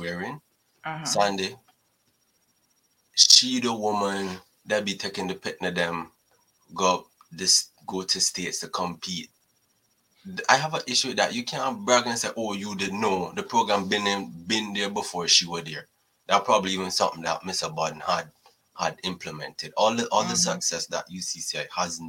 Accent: Cayman Islands; I'm from Cayman

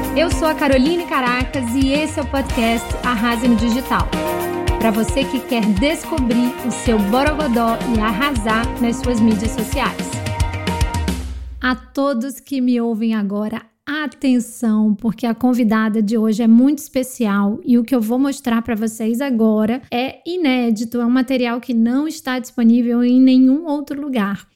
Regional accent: Maranhão, Brazil; No Maranhão, que é minha terra natal

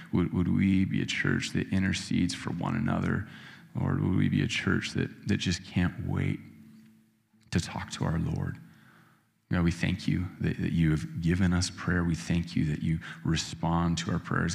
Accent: United States; as American Christians, right, we are, we are hyper individualized.

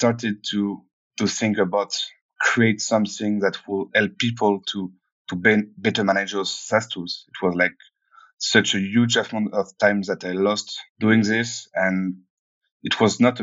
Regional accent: Cognac, Nouvelle-Aquitaine, France; moved away; I came from Cognac. It's a small city in France.

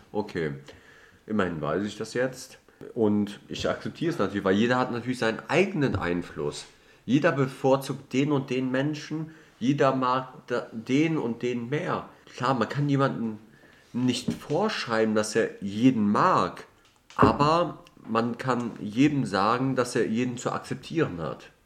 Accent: Düsseldorf, North Rhine-Westphalia, Germany; Ich komme aus Düsseldorf

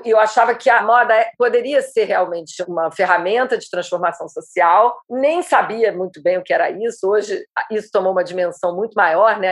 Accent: Rio de Janeiro, Brazil; moved away as an adult; now in Acre, Brazil; Eu nasci e me criei aqui, nessas praias aqui de Leblon, Copacabana.

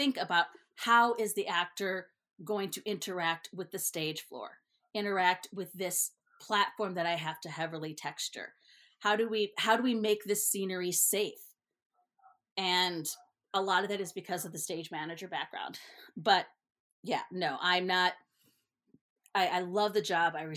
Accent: Northern Illinois, United States; moved away as an adult; also born or lived in California; now in Twin Cities, United States; when I say Northern Illinois, that makes it clear that I'm not from Chicago

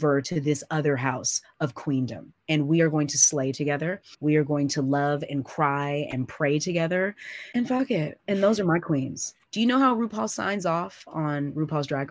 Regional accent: California, United States; moved away as an adult; also born or lived in Spain; now in England, United Kingdom; I'm from California

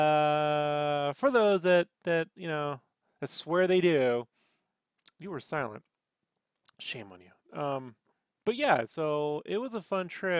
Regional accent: San Diego, California, United States; now in Boise, United States; I'm from San Diego now

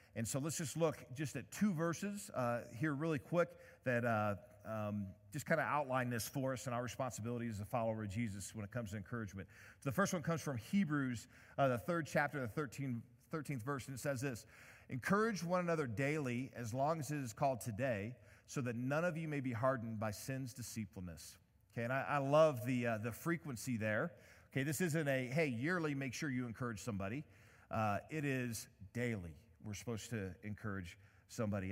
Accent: Indiana, United States; I'm from Indiana

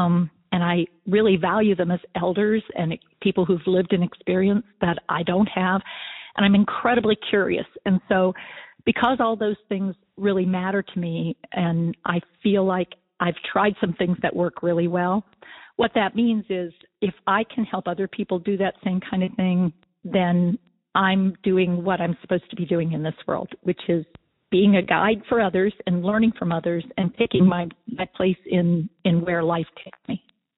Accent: West Virginia, United States; also born or lived in Pennsylvania; now in North Carolina, United States; I want to let everybody know … I live in North Carolina. I'm originally from West Virginia and Pennsylvania

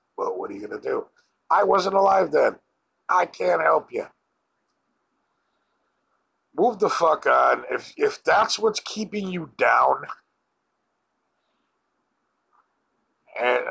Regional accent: Wilbraham, Massachusetts, United States; also born or lived in Springfield, Massachusetts; I grew up in Wilbraham, yes, but my first few years of life were spent at Robert Dyer Circle in Springfield.

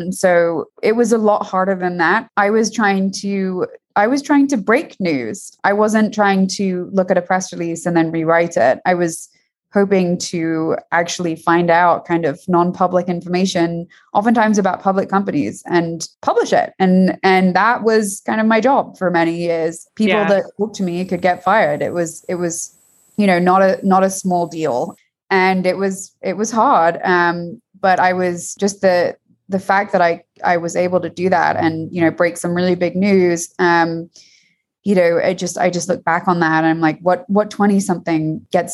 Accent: London, United Kingdom; moved away as an adult; I grew up in London.

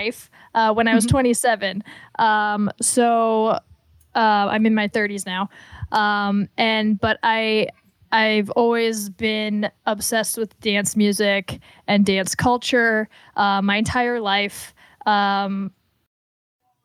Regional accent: Florida, United States; moved away as an adult; also born or lived in Atlanta / Detroit / Chicago; now in Indiana, United States; I grew up in Florida

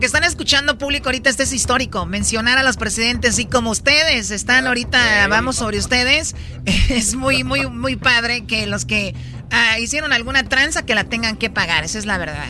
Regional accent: Mexico; somos mexicanos

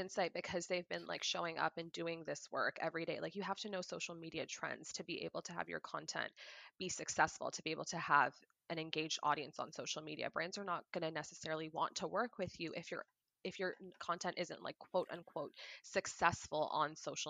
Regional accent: Pakistan; Yeah, so I, like, I'm Pakistani, and traditionally Pakistani people have a whole lot of kids.

